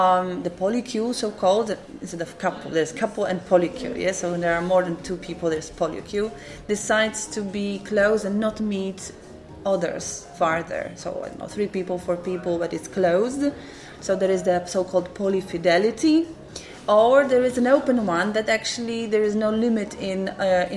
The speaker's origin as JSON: {"language": "English", "country": "Poland", "said": "I'm from Poland."}